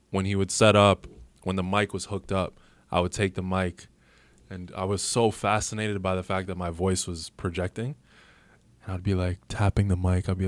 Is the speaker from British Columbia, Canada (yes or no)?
no; Toronto, Ontario, Canada; You're like, okay, I'm from Toronto.